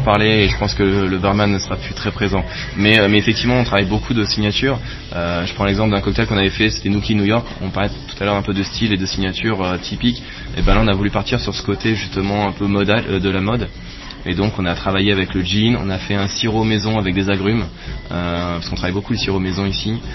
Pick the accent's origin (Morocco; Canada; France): France; moved away as an adult; also born or lived in Saint-Quentin-en-Yvelines / Paris; now in Lausanne, Switzerland; je ne suis pas suisse, je suis français